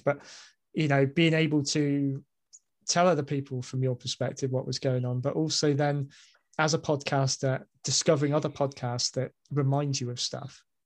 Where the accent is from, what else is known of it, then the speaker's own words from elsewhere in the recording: United Kingdom; as a Brit